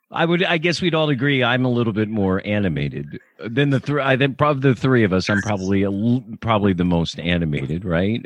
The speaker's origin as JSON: {"language": "English", "town": "Millersville", "region": "Pennsylvania", "country": "United States", "tie": "born or raised there", "said": "I grew up in Millersville, Pennsylvania"}